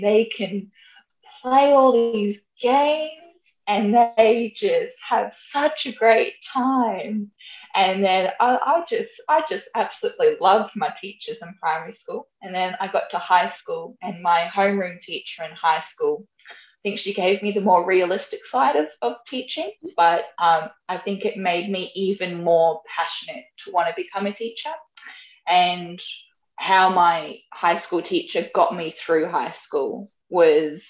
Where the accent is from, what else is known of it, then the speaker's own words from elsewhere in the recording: Brisbane, Queensland, Australia; moved away as an adult; I am originally from Brisbane, so I'm born and raised in Brizzy